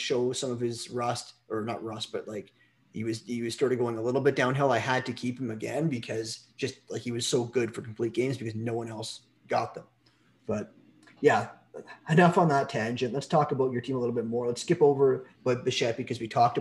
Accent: Canada; I'm from Canada

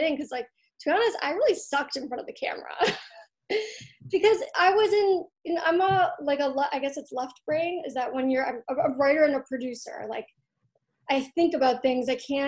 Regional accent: Troy, Michigan, United States; Yeah, it's this place called Troy. We used to be the 12th safest city in America.

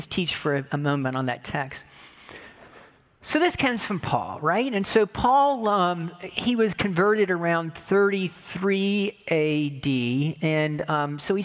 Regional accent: United States; what I've learned about being American

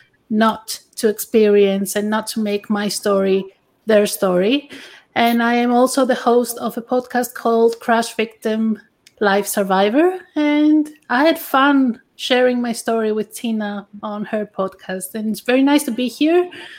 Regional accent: Greece; English is a second language; moved away; ¿verdad? I'm originally from Greece.

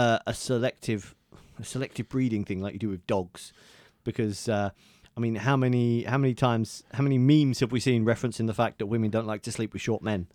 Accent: England, United Kingdom; accent: southern; all us actual English people

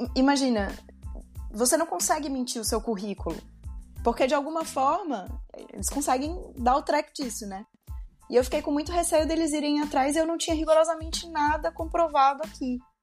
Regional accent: São Luís, Maranhão, Brazil; moved away as an adult; also born or lived in São Paulo, Brazil / Rio Grande do Sul, Brazil; now in Porto, Portugal; Eu sou de São Luís do Maranhão, mas me mudei para São Paulo

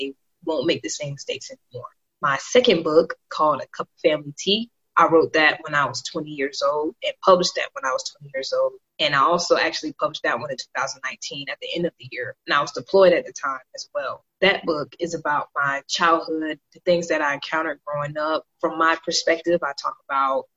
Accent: Miami, Florida, United States; moved away as an adult; now in Fort Bragg, United States; I'm from Miami, Florida, originally

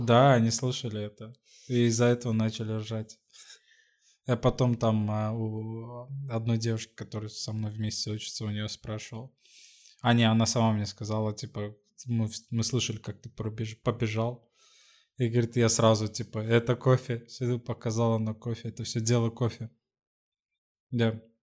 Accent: Sweden; now in Lisbon, Portugal; из Швеции

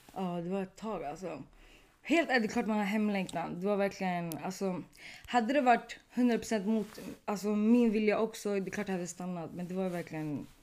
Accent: Sweden; also born or lived in Tunisia; du var från Sverige.

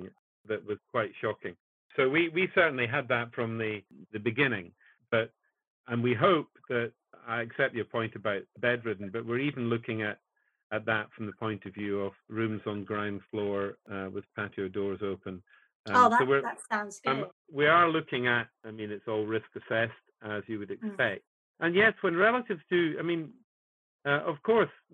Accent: Kirkcaldy, Scotland, United Kingdom; also born or lived in Edinburgh; I was born in Edinburgh and brought up in Fife, in Kirkcaldy in Fife

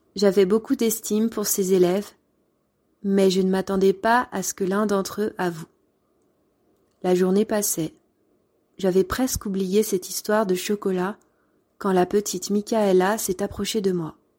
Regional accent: France; Mais t'es né où Ben, en France

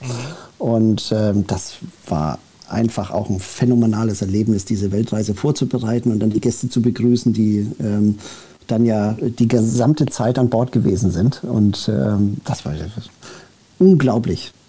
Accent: Germany; also born or lived in United States / Saudi Arabia / Spain / Switzerland; Bin mit äh, sechs Jahren nach äh, Deutschland äh, gekommen

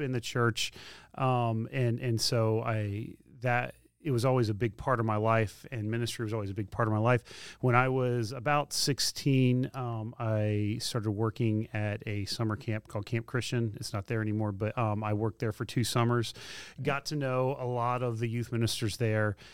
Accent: Spring Hill, Tennessee, United States; I grew up in Spring Hill, Tennessee

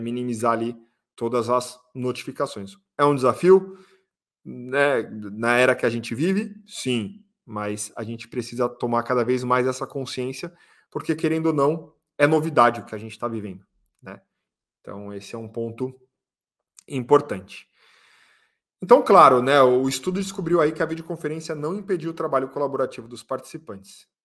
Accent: Brazil; Nós somos brasileiros

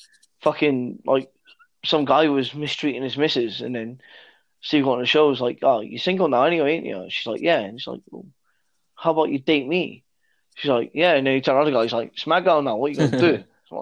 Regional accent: East Midlands, United Kingdom; We're from the East Midlands.

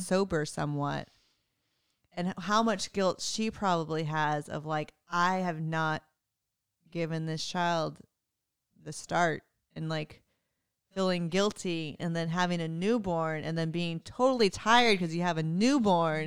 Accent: Texas, United States; I'm from Texas

